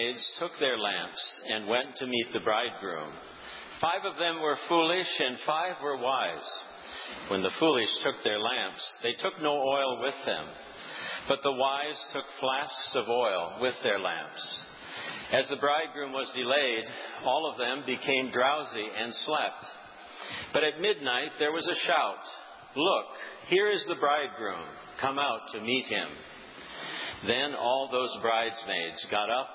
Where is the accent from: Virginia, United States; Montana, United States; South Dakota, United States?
South Dakota, United States; now in New England, United States; I grew up in South Dakota